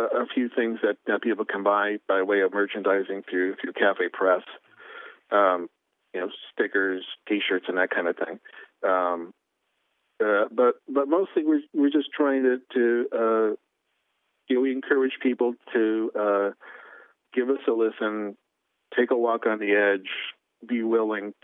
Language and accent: English; Portland, Oregon, United States; I'm from Portland